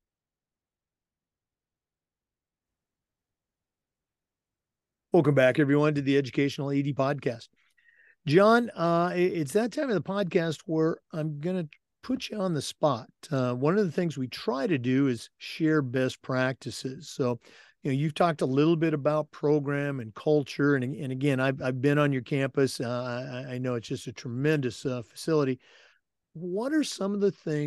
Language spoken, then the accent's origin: English; Oregon, United States; being born and raised in Oregon, growing up an Oregon Duck fan